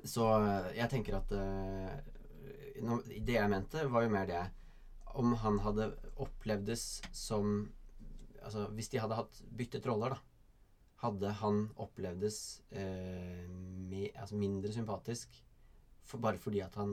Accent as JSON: {"language": "Norwegian", "town": "Bærum", "region": "Akershus", "country": "Norway", "tie": "born or raised there", "also_born_or_lived": "Asker", "said": "Bærum og Aske. Det var så utrolig mye"}